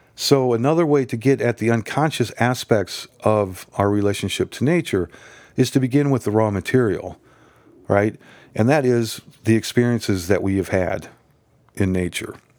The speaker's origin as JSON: {"language": "English", "region": "Nebraska", "country": "United States", "tie": "born or raised there", "said": "I grew up in Nebraska"}